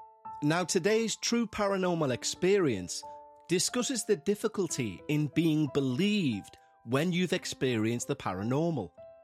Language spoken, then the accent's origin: English; North Carolina, United States; also born or lived in Florida; I was born in Florida, but I grew up in a small town in North Carolina. I lived in Florida for 3 years and in North Carolina for 7 years. I then moved to Illinois in 2012, where I currently live.